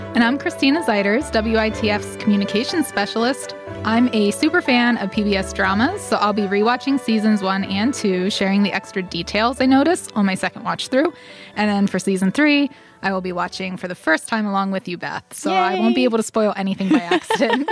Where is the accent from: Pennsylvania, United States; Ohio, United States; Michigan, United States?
Pennsylvania, United States; northern Dauphin County; I'm from northern Dauphin County, kind of in a more rural area, surrounded by lots of farmland.